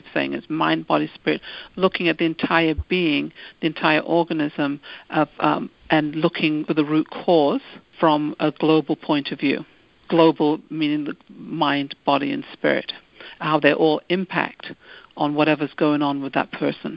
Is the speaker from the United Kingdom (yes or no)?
yes; United Kingdom; moved away; I'm originally from the United Kingdom